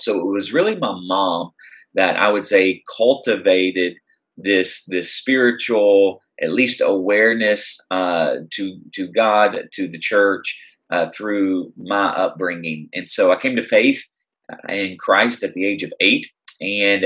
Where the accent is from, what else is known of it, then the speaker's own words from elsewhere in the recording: Tennessee, United States; moved away as an adult; now in Chicago, United States; I'm originally from Tennessee